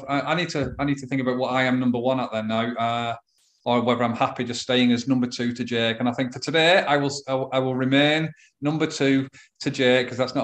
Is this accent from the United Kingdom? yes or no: yes; England, United Kingdom; I'm English